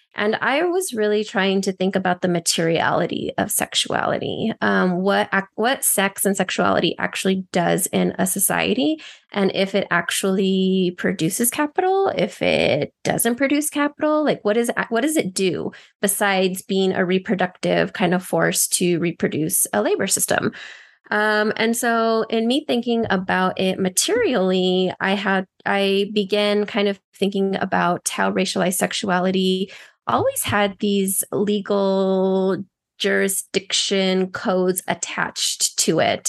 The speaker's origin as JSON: {"language": "English", "town": "Albuquerque", "region": "New Mexico", "country": "United States", "tie": "born or raised there", "also_born_or_lived": "El Paso, Texas / Juárez, Mexico", "said": "I went between Albuquerque, New Mexico, and El Paso and Juarez throughout my childhood"}